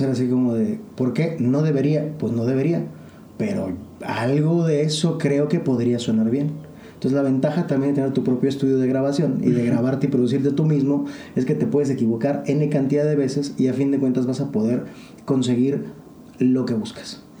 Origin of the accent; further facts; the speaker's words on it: Mexico; como mexicano, como latinoamericano